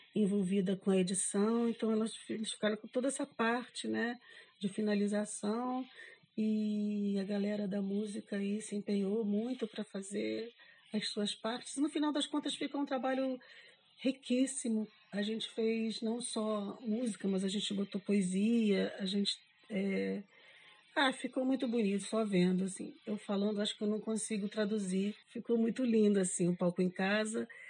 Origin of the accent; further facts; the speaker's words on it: Rio de Janeiro, Brazil; moved away as an adult; now in Florianópolis, Brazil; sou carioca, mas eu moro há 28 anos em Florianópolis.